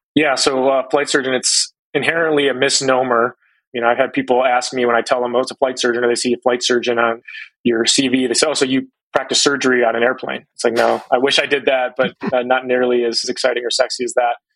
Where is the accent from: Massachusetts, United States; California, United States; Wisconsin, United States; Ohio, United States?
Ohio, United States; Cleveland; moved away; I grew up in Cleveland, Ohio